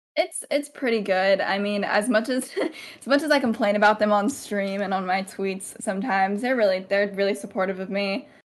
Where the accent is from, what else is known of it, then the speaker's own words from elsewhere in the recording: Central Valley, California, United States; also born or lived in Montana; I've grown up in, uh, Central Valley, California, my whole life